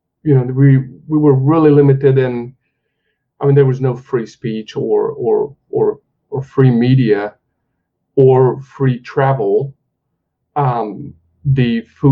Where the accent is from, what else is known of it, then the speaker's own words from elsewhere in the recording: Hungary; moved away; I grew up in Hungary